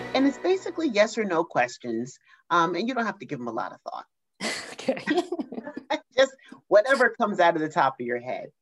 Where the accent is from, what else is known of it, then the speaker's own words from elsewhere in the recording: New Jersey, United States; I'm from New Jersey